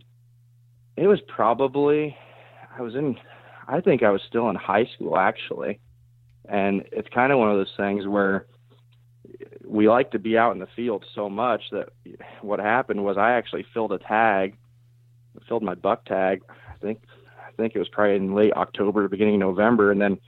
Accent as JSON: {"language": "English", "region": "Iowa", "country": "United States", "tie": "born or raised there", "said": "So I'm from South Central Iowa. I actually live just outside of Knoxville."}